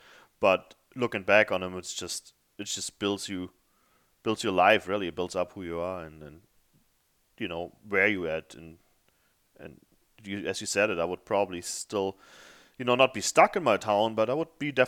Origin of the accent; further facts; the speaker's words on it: Germany; moved away as an adult; also born or lived in Africa; I came from a small town in Germany, and it was It was scary somewhat, you know, moving to Africa for a while, but coming over here definitely changed my life.